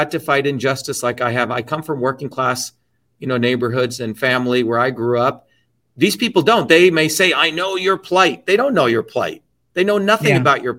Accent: India; now in United States; I was born in India.

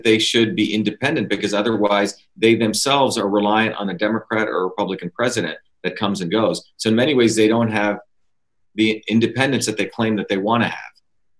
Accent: Livingston, New Jersey, United States; when I grew up in New Jersey, I went to Livingston High School, which is a public high school my last 3 years, predominantly Jewish.

